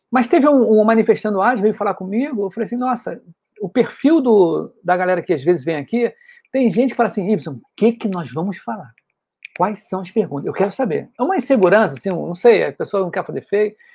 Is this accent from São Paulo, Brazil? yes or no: yes; São Paulo, Brazil; eu sou de São Paulo, capital, aqui capital. da Moca.